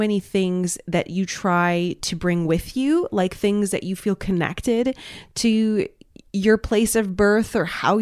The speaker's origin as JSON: {"language": "English", "region": "Quebec", "country": "Canada", "moved": "yes", "said": "being from Quebec"}